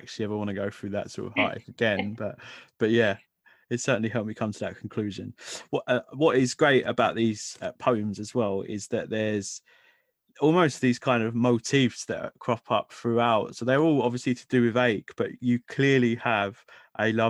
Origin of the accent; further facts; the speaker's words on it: London, United Kingdom; growing up in London